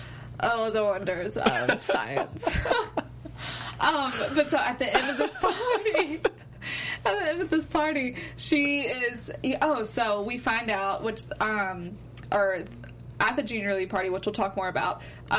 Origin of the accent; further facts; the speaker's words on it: Mobile, Alabama, United States; so I'm from Mobile, Alabama. We have a junior league.